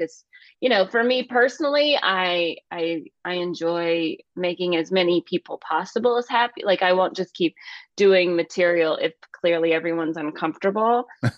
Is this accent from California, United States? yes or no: yes; California, United States; born there; I was born in Northern California, so everybody up there, they're all Oakland A's fans.